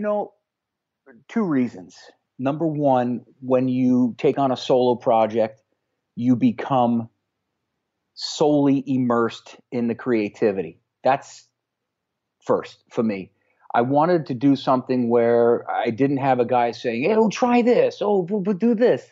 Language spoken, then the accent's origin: English; Connecticut, United States; here locally in my hometown here in Connecticut